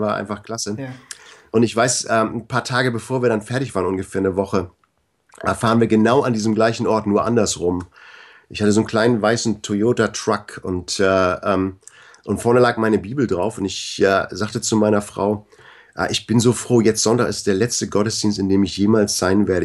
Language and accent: German; Bad Segeberg, Schleswig-Holstein, Germany; born or raised there; moved away as an adult; also born or lived in Canada